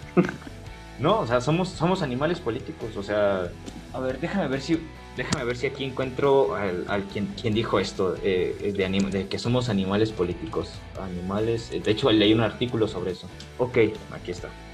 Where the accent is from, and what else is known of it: Mexico